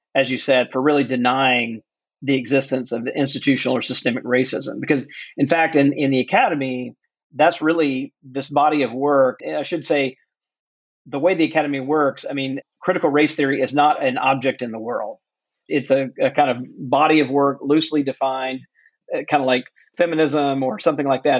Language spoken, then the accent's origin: English; Mississippi, United States; born or raised there